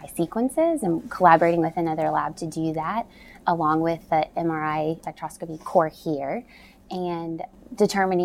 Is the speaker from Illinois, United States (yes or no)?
no; Simpsonville, Kentucky, United States; I grew up in Simpsonville, Kentucky, which is an hour from Lexington, so I'm homegrown Kentucky bred girl.